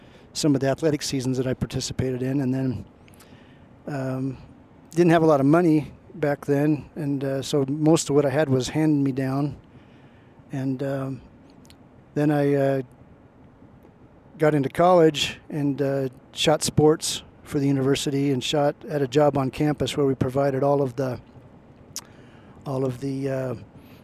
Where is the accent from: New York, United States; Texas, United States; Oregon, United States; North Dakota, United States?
Oregon, United States; Portland; I grew up in Portland, Oregon